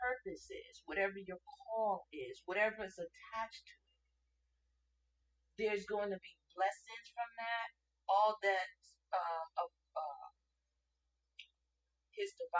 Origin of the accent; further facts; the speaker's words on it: Hartford, Connecticut, United States; So I grew up in Hartford, Connecticut. I considered that my home because that's where I grew up.